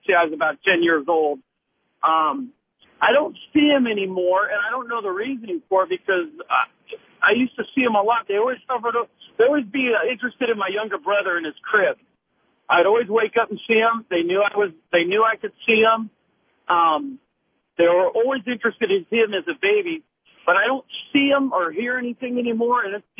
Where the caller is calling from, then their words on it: California, United States; I have a question. I'm from California. I have a question for the guys.